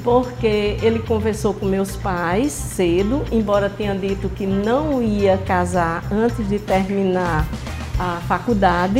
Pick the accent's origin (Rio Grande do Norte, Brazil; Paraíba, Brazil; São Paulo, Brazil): Rio Grande do Norte, Brazil; Mossoró; also born or lived in Patu; fiz minha infância em Mossoró.